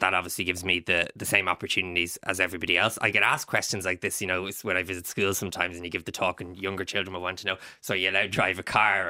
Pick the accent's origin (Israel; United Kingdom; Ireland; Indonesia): Ireland; being Irish